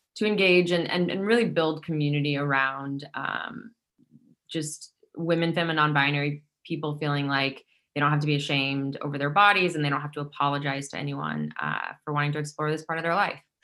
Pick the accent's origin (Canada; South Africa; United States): United States; Midwest; now in Brooklyn, United States; growing up in the Midwest